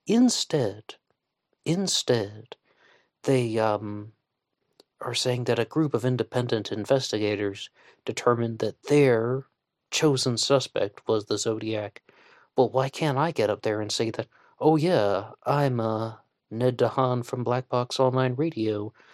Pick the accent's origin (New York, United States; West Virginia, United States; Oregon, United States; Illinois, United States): West Virginia, United States; I'm from West Virginia